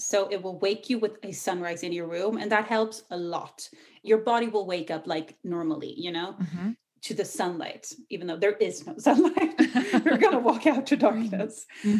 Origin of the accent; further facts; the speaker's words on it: Ireland; accent: Irish; moved away; also born or lived in Australia / England; I kind of grew up living in Ireland for a few years. So you'll hear a hint of Irish. I actually usually had like a super thick Irish accent, but it faded over the years.